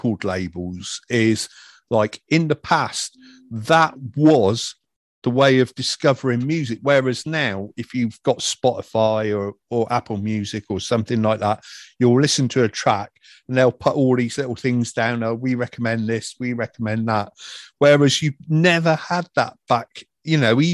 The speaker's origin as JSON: {"language": "English", "area": "Wiltshire", "region": "South West England", "country": "United Kingdom", "tie": "born or raised there", "moved": "yes", "said": "up near my hometown, or up near Wiltshire"}